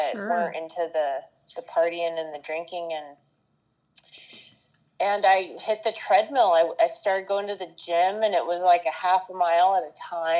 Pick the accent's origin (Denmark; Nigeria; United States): United States; Aurora, Colorado; I'm a Colorado native, and I grew up in Aurora, Colorado